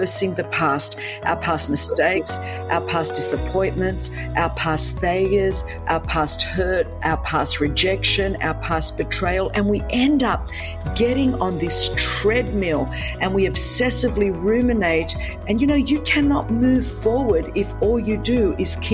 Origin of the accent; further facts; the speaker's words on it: Sydney, New South Wales, Australia; first language Greek; English is a second language; I grew up in Sydney, Australia